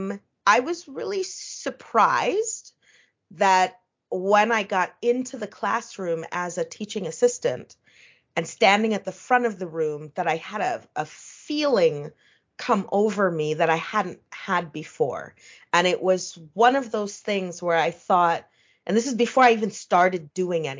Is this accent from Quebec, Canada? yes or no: no; Ottawa, Ontario, Canada; now in New York, United States; the town that I grew up in Ottawa, Canada